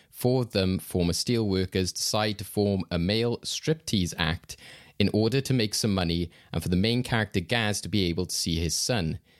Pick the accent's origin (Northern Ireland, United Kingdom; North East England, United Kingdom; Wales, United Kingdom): Wales, United Kingdom; we're two Welsh guys